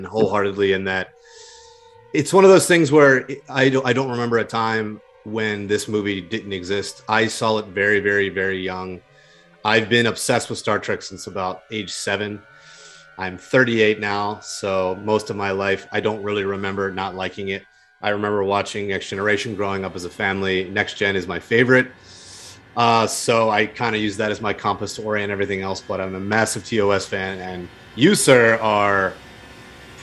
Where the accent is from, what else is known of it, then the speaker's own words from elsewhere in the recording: Delaware, United States; moved away; my home state of Delaware